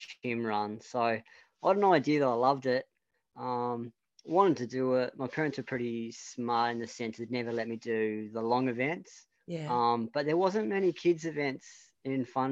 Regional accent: Devonport, Tasmania, Australia; I moved back to Devonport, and that's where I basically spent my primary school, high school and college.

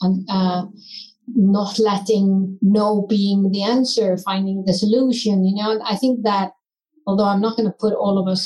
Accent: Iceland; being born, raised and still living in Iceland, in the country Iceland

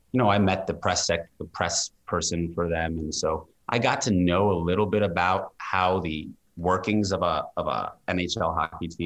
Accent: New York, United States; I was born and raised in New York

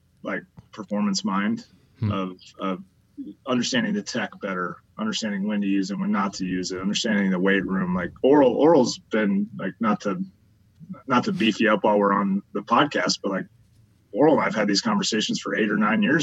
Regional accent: Midwest, United States; I was a huge Cubs fan, by the way, growing up. I grew up in the Midwest

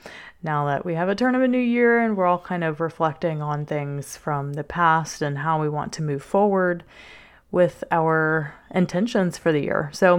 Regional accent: Covington, Louisiana, United States; I am from South Louisiana, a little town named Covington. It's just north of New Orleans. You might hear the accent every now and then.

